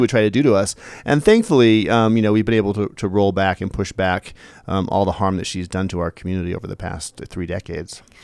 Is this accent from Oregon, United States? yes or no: yes; Eugene, Oregon, United States; I grew up in Eugene